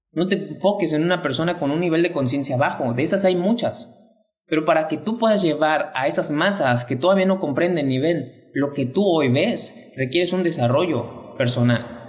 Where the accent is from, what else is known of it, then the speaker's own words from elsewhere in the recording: Mexico; mexicano, emprendedor y empresario